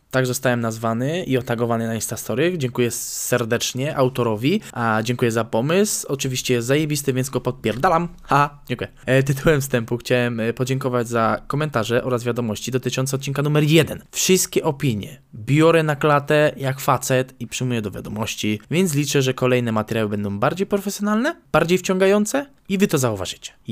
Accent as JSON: {"language": "Polish", "town": "Nowy Sącz", "region": "Lesser Poland", "country": "Poland", "tie": "born or raised there", "said": "Nadmienię, iż pochodzę z Nowego Sącza, więc artykuł dotyczy miejscowej bazyliki, do której uczęszczałem za młodu, a nawet byłem ministrantem i lektorem, haha."}